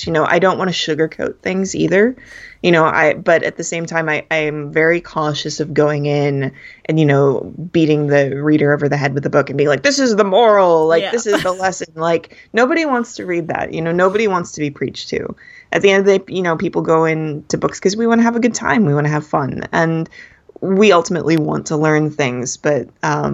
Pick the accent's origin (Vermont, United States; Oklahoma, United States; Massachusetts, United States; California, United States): California, United States; Los Angeles County; I grew up down in Los Angeles County, where, you know, there are people from everywhere.